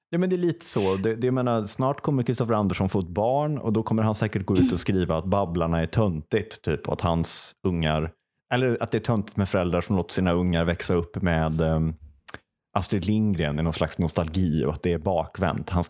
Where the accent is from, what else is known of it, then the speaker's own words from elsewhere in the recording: Stockholm, Stockholm County, Sweden; Jag är från Stockholm, puss och kram.